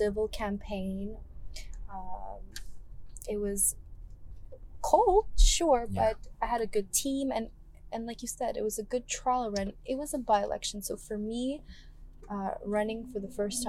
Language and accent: English; Canada; I'm a Canadian girl with Greek roots